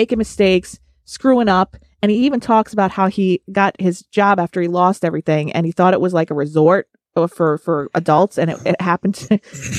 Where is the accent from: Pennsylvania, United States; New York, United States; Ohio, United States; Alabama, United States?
Pennsylvania, United States; Scranton; Now on the line, we're from Scranton.